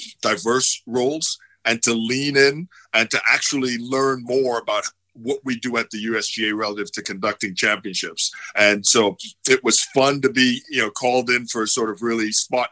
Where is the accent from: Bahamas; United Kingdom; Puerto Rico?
Bahamas; Nassau, New Providence; also born or lived in Atlanta; now in Dallas, United States; growing up in Nassau was a lot of fun. Of course, Nassau is the capital of the Bahamas